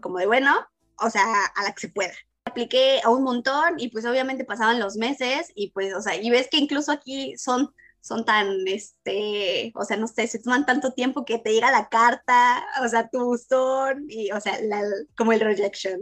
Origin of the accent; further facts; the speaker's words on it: Puebla, Mexico; moved away as an adult; also born or lived in Hannover, Germany; now in Berlin, Germany; yo estudié en, una universidad en Puebla, pues soy de Puebla